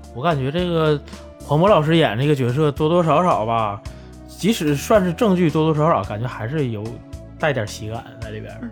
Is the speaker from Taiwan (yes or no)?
no; Northeast China, China; moved away as an adult; also born or lived in Beijing; 我是东北人